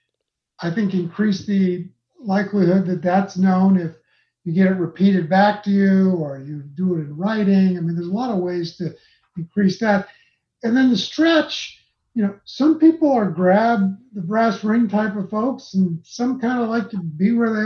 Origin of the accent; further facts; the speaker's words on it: Los Angeles, California, United States; now in Utah, United States; I grew up in Los Angeles going to Dodger games